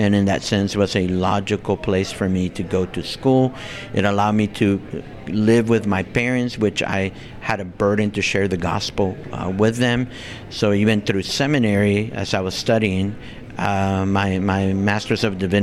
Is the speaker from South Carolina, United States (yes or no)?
no; Los Angeles, California, United States; also born or lived in Bogota, Colombia; I grew up in the Los Angeles area.